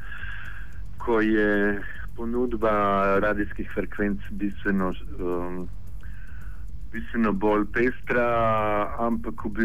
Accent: Pula, Istria County, Croatia; moved away; also born or lived in Ljubljana; ko živel v Puli, ki prihajam iz Pula.

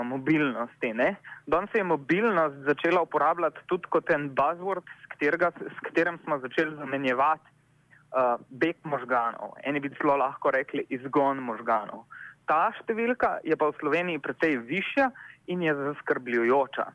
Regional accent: Slovenia; Slovenci smo

